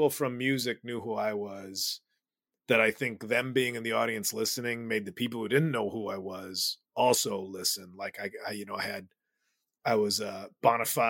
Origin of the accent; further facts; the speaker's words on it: Chicago, Illinois, United States; moved away; I'm from Chicago